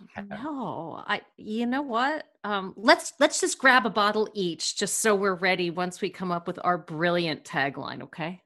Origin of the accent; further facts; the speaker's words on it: United States; accent: American; my American accent